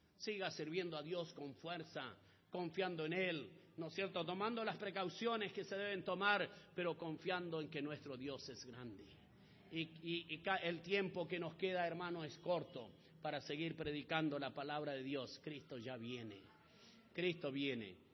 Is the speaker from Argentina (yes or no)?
yes; Argentina; yo soy hijo de chileno también, ah, pero no nacido en Chile, ah, nací en Argentina